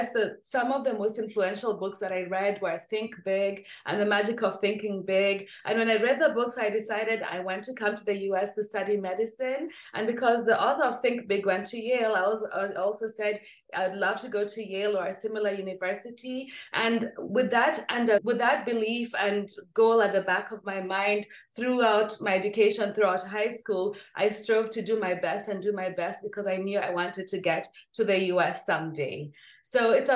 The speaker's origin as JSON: {"language": "English", "region": "Nairobi", "country": "Kenya", "tie": "born or raised there", "said": "I grew up in Nairobi, Kenya."}